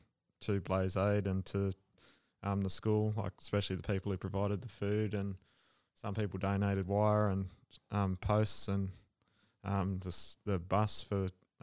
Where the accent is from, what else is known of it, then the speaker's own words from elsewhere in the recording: Warialda, New South Wales, Australia; So I grew up in Warialda